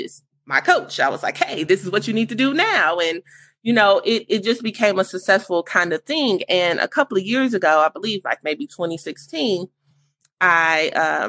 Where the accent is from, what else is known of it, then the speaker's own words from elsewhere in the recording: Gary, Indiana, United States; moved away as an adult; now in Indianapolis, United States; So I'm actually from Gary, Indiana, and I relocated to Indianapolis about 11 years ago.